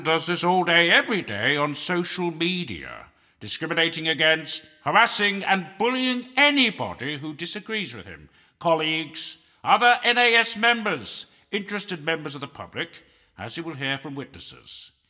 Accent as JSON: {"language": "English", "country": "Canada", "said": "I apologize for being foreign, and I apologize for being unable to stand up. I'm a Canadian on his last legs."}